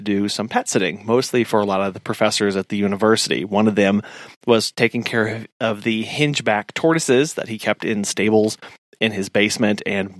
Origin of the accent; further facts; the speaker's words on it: Springfield, Missouri, United States; We both grew up in Missouri. I grew up near Springfield, Missouri.